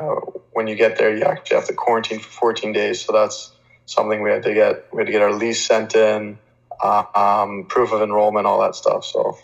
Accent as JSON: {"language": "English", "town": "Hamilton", "region": "Ontario", "country": "Canada", "tie": "born or raised there", "said": "So I grew up in Hamilton"}